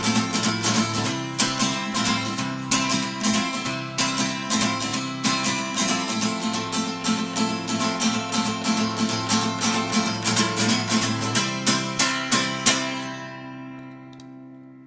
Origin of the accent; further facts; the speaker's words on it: Florida, United States; my home state of Florida